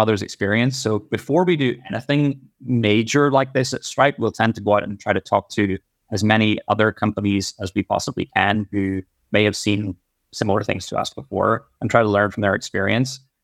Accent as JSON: {"language": "English", "country": "Ireland", "tie": "born or raised there", "moved": "yes", "said": "I grew up in Ireland."}